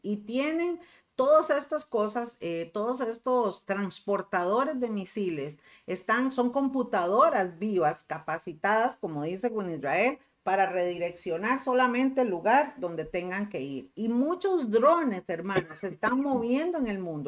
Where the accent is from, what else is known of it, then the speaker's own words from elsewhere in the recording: Costa Rica; aquí en Costa Rica